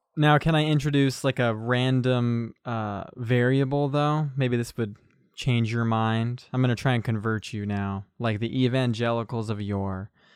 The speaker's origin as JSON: {"language": "English", "country": "United States", "said": "I'm just an American bloke"}